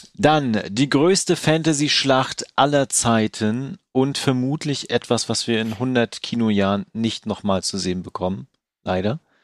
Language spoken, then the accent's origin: German; Mecklenburg-Vorpommern, Germany; hier in, in Mecklenburg, wo ich herkomme